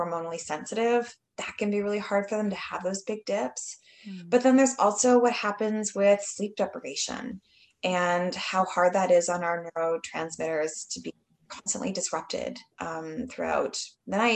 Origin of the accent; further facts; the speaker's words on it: Canada; I'm from Canada